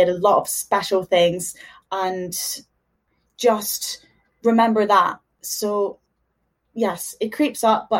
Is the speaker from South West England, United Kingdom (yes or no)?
no; Dundee, Scotland, United Kingdom; moved away as an adult; also born or lived in Houston, Texas, United States / Liverpool, United Kingdom; now in London, United Kingdom; moved to Scotland when I was 6, I think. And yeah, been in Dundee ever since